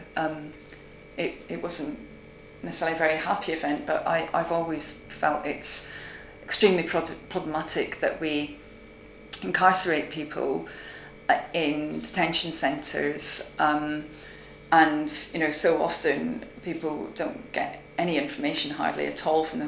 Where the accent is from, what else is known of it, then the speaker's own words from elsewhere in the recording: Aberdeen, Scotland, United Kingdom; moved away as an adult; now in Oxford, United Kingdom; I did my first degree at Oxford University, and I came from Aberdeen